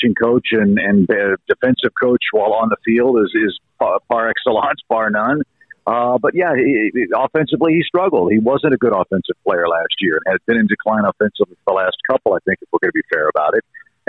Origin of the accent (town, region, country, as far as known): St. Louis, Missouri, United States; born or raised there; moved away as an adult; also born or lived in Chicago, United States / Atlanta, United States; now in St. Louis, United States